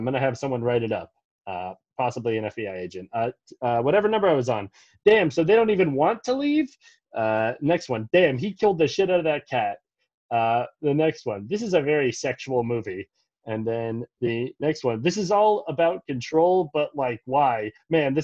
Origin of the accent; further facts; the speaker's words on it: Montgomery County, Maryland, United States; we grew up in Montgomery County. It's a pretty Greek area